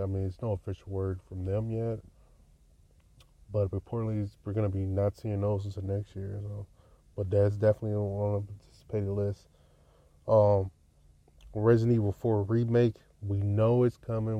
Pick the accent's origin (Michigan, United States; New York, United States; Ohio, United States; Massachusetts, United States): Michigan, United States; Detroit; I'm from Detroit